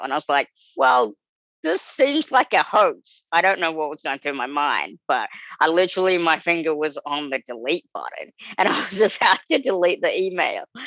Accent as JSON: {"language": "English", "country": "New Zealand", "tie": "born or raised there", "moved": "as an adult", "lives_now": "United States", "said": "being this small little kid growing up in New Zealand"}